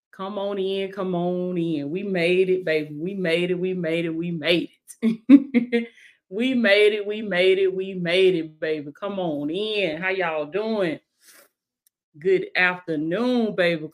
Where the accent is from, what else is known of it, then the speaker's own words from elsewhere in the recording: Blakely, Georgia, United States; Represent my hometown, baby. In Blakely, Georgia